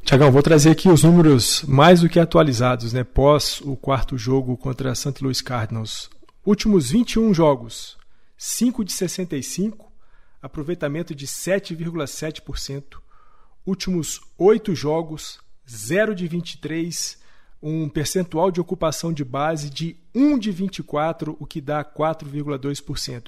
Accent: Minas Gerais, Brazil; accent: mineiro; meu sotaque mineiro horroroso

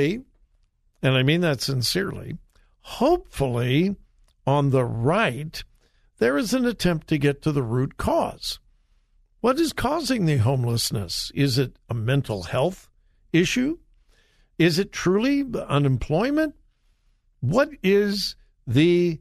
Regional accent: Los Angeles, California, United States; My hometown of Los Angeles

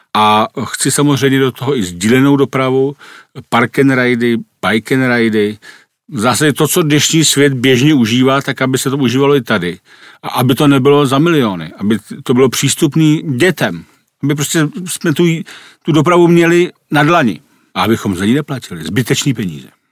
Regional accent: Prague, Czechia; Já jsem vyrůstal jako dítě ve Strašnicích pod Rapidem

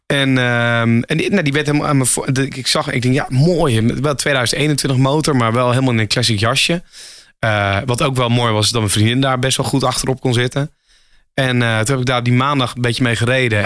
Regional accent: Emmen, Drenthe, Netherlands; moved away as an adult; now in Hilversum, Netherlands; oorspronkelijk kom ik uit Emmen, Drenthe. Ik woon nu iets van acht jaar in Hilversum

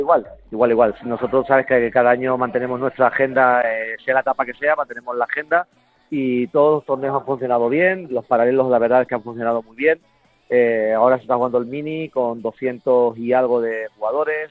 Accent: Andalusia, Spain; yo soy un andaluz de, de pro

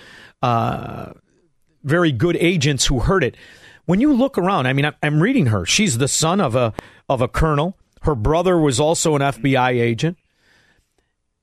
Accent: Chicago, Illinois, United States; I'm from Chicago

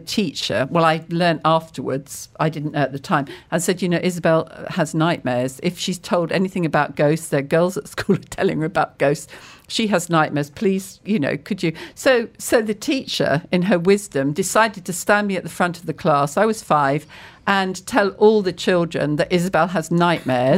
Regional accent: Cambridge, East of England, United Kingdom; I grew up in Cambridge

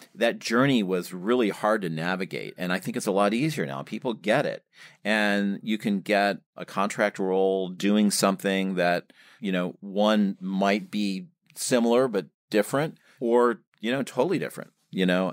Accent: Michigan, United States; moved away as an adult; now in New York, United States; I, uh, grew up in Michigan

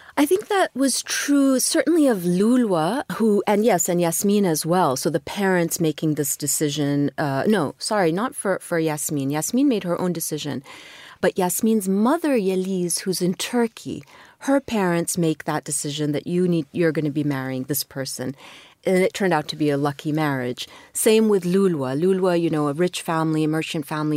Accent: Kuwait; moved away as an adult; also born or lived in London / Edinburgh / St. Louis, United States; I was born in Kuwait, but I was really just a few months old when my parents moved to London, Edinburgh for a very short time, and then to Saint Louis. And I was there till I was six. and then moved back to Kuwait with my parents

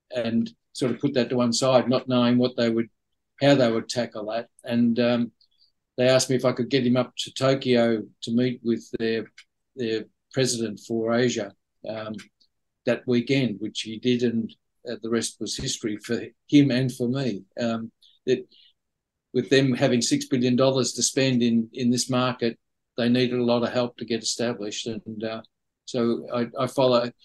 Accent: Australia; moved away as an adult; now in Shanghai, China; I live in a city which has as many people living in it as my home country of Australia has

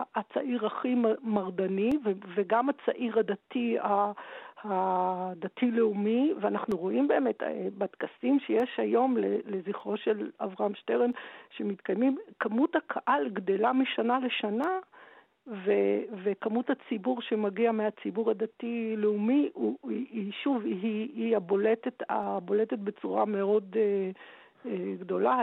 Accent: Tel Aviv, Tel Aviv District, Israel; בתור ילדה שגדלה בתל אביב

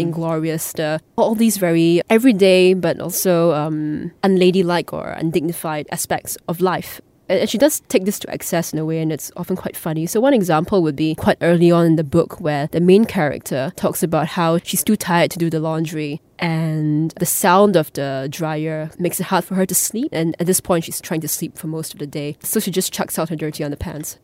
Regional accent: Singapore; as a Singaporean, as an Asian

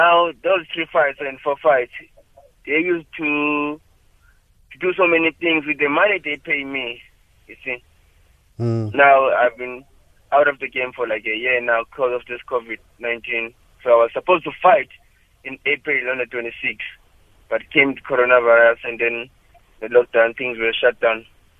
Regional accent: East London, Eastern Cape, South Africa; moved away as an adult; now in Johannesburg, South Africa; I was born in East London, Bratibozi, Duncan Village.

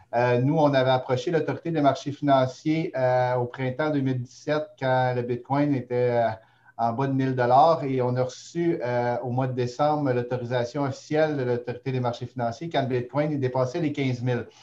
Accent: Montreal, Quebec, Canada; now in Gatineau, Canada; Je suis montréalais

